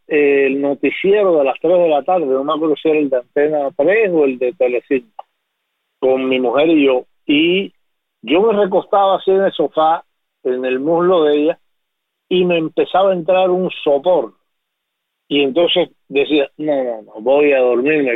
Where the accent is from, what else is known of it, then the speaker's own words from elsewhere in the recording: Bayamo, Granma, Cuba; moved away; also born or lived in Havana; sueño con mi pueblo, con Bayamo, y me veo caminando y llegando a, lo que fue mi casa y al barrio con los amigos